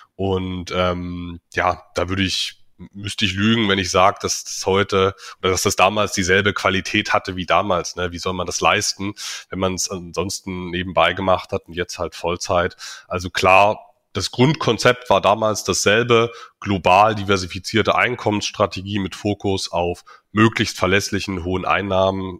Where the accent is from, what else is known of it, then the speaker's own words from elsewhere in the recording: Dresden, Saxony, Germany; now in Magdeburg, Germany; Privat bin ich in Dresden aufgewachsen, wohne mittlerweile in Magdeburg.